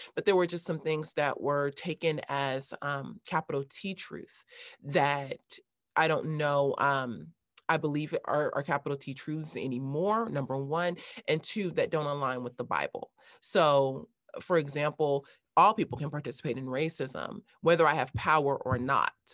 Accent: Los Angeles, California, United States; I grew up in Los Angeles

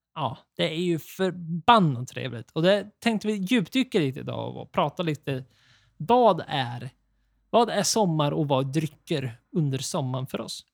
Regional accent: Sweden; vi är svenskar

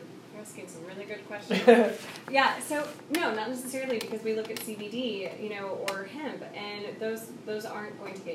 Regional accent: Oklahoma, United States; I grew up in Oklahoma

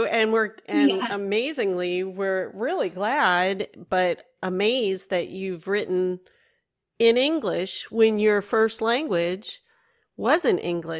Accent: United States; as American and as a reader

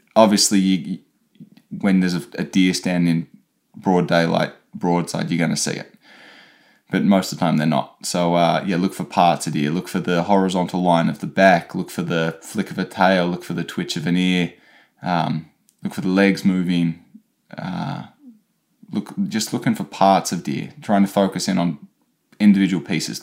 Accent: Australia; moved away; me being Australian, not used to the cold

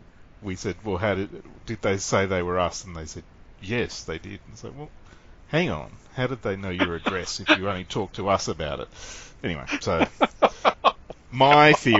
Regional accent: Sydney, New South Wales, Australia; I grew up in Sydney

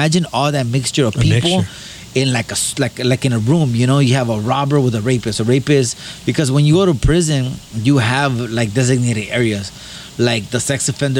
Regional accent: Baldwin Park, California, United States; also born or lived in East Los Angeles; I grew up in Baldwin Park until I was like maybe 11

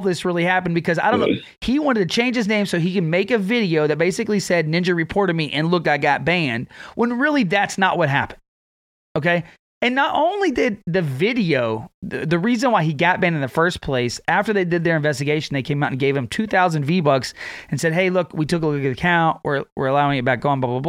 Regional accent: Texas, United States; my hometown

